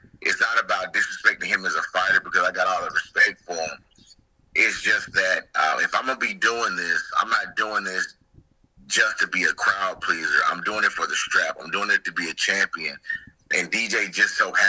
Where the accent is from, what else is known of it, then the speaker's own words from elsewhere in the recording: near Rock Hill, South Carolina, United States; not too far from my hometown